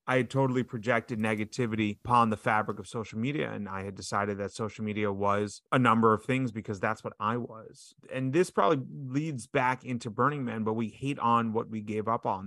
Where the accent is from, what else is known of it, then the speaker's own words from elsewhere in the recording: New York City, New York, United States; I was raised on the Upper West Side of Manhattan